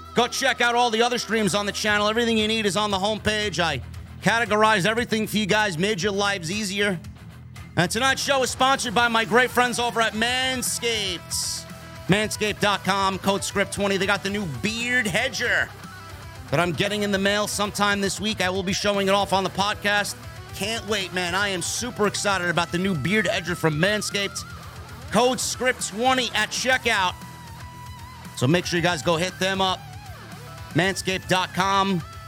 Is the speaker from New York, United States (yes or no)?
yes; New York, United States; my hometown of New York